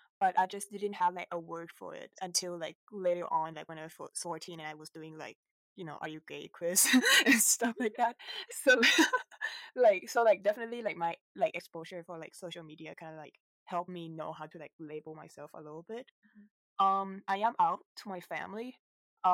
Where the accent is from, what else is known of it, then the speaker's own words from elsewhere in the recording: Bangkok, Thailand; I'm from Bangkok, Thailand.